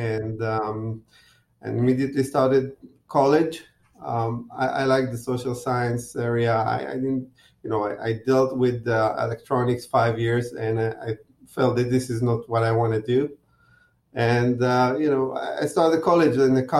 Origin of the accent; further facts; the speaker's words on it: Israel; moved away as an adult; I was born and raised in Israel